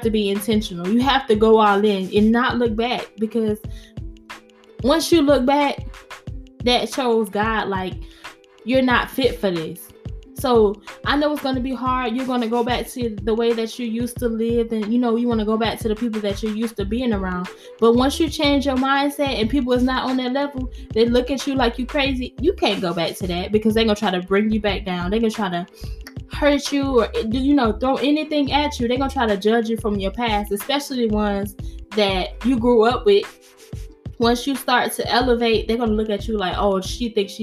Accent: New York, United States; accent: New York; My New York accent came out

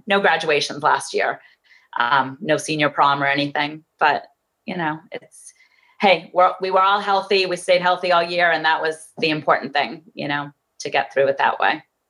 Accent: Framingham, Massachusetts, United States; I grew up in Framingham, Massachusetts

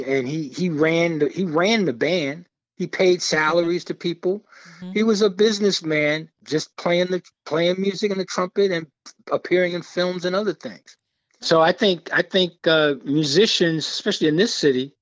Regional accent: New York City, New York, United States; I grew up in Brooklyn, New York

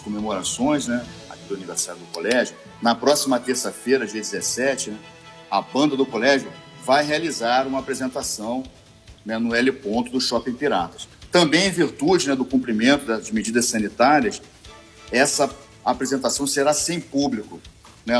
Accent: Niterói, Rio de Janeiro, Brazil; eu sou de Niterói, sou oriundo de Niterói.

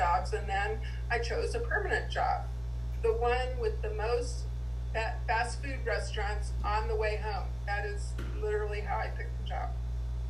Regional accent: Midwest, United States; I was born in 1951 in the Midwest to a strict German Catholic family

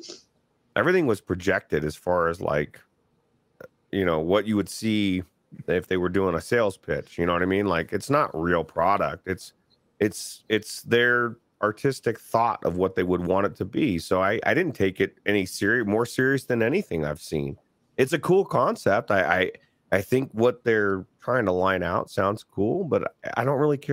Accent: United States; me as an American in the United States

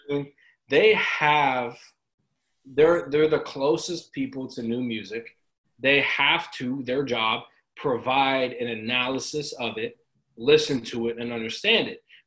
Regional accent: Tampa, Florida, United States; I'm from Tampa

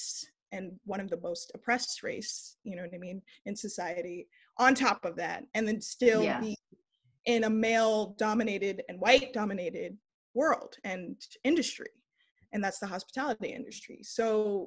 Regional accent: Los Angeles, California, United States; also born or lived in East Coast / the South; now in San Francisco, United States; I was born and raised in Los Angeles, California.

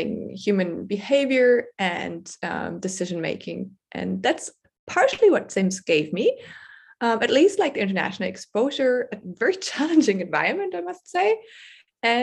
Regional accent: Germany; I'm from Germany

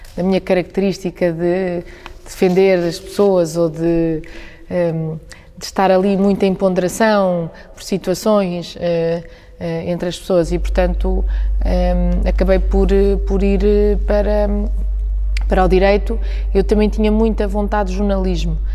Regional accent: Centro, Portugal; also born or lived in Coimbra; foi verdadeiramente a cidade onde eu nasci, depois vim viver para Agda eh, com os meus pais

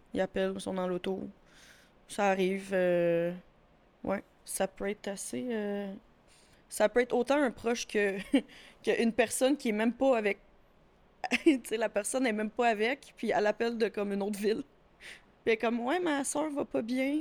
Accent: Châteauguay, Quebec, Canada; Je suis originaire de Châteauguay. Mais là, maintenant, j'habite à bois qui est comme à côté

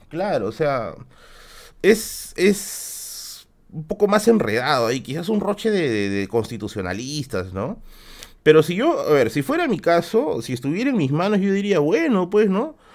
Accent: Tacna, Peru; moved away; yo soy de Tacna, pues. Y aparte siempre que tengo que ir a visitar a mi familia

